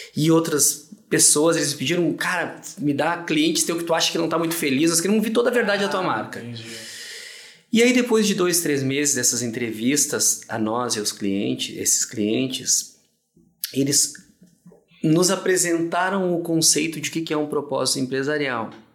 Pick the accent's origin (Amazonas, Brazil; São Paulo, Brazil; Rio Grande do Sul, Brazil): Rio Grande do Sul, Brazil; nosso estado, Rio Grande do Sul